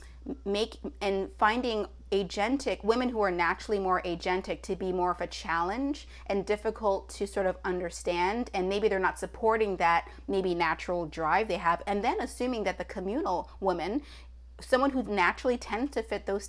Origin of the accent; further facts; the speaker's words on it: Toronto, Ontario, Canada; As somebody who is born and raised in Toronto